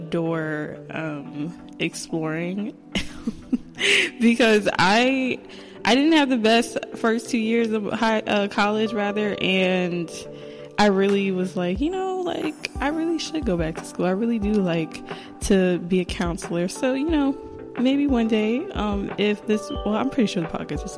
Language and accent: English; New Jersey, United States; also born or lived in Delaware; I'm from New Jersey, but I went to college at Delaware State University